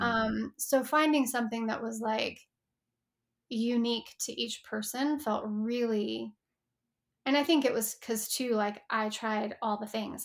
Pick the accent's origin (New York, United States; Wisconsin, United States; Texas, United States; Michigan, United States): Texas, United States; moved away as an adult; now in Los Angeles, United States; I grew up in Texas in a pretty, like, conservative, you know, um, space